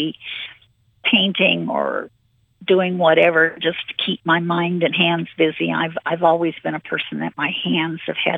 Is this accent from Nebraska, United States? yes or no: yes; Lincoln, Nebraska, United States; also born or lived in Wayne, Nebraska; I grew up in Lincoln. I was born and raised here, and they call me a native Lincolnite.